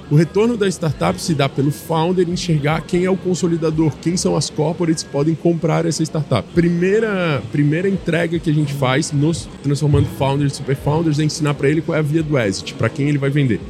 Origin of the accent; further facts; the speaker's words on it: Florianópolis, Santa Catarina, Brazil; sou natural de Floripa